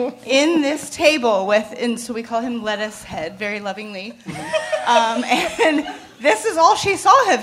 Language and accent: English; Santa Rosa, California, United States; Santa Rosa. North of here.